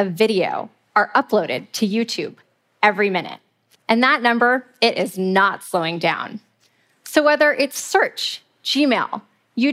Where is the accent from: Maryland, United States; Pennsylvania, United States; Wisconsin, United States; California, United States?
California, United States; Muir Beach; I grew up in Muir Beach, California, and I spent hours as a kid exploring the beautiful trails